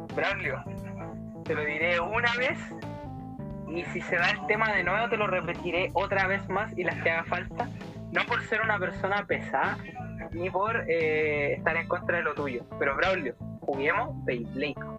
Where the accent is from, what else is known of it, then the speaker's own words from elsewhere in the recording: San Ramón, Santiago Metropolitan Region, Chile; Yo soy de San Ramón, pues de aquí soy, de aquí soy, de aquí somos